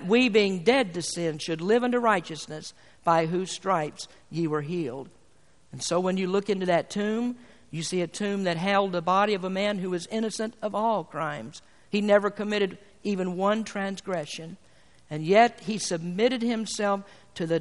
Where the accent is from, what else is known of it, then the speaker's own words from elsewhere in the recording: United States; being an American